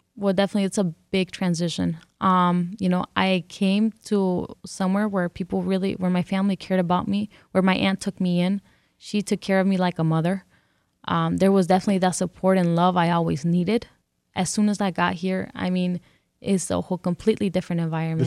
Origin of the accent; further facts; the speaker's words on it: California, United States; first language English; moved away as an adult; also born or lived in Detroit; now in Mexico; I grew up here. I grew up in California, and this is the only place I know that is home.